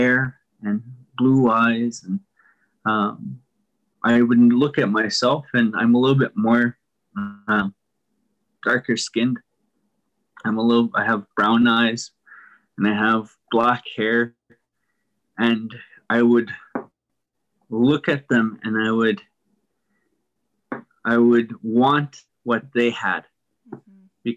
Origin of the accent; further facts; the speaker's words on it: Pinehouse, Saskatchewan, Canada; I grew up here in Pinehouse as well